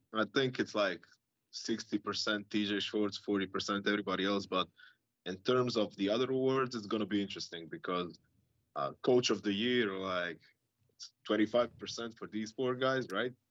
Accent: Croatia; we're from Croatia, both of us

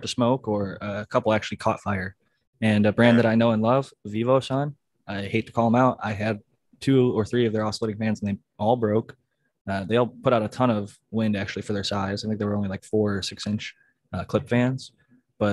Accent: Ohio, United States; I'm from Ohio

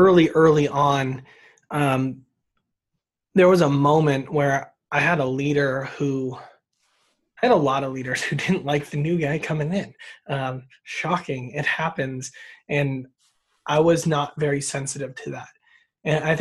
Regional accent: Sparks, Nevada, United States; also born or lived in Biola University, California; I'm in a smaller suburb of Reno, but most people don't know where Sparks is. So I've been here my whole life.

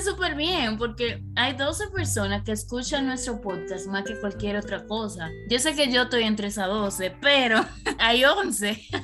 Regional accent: Dominican Republic; moved away as an adult; also born or lived in Santo Domingo / England; now in United States; en RD, of course, porque somos de allá

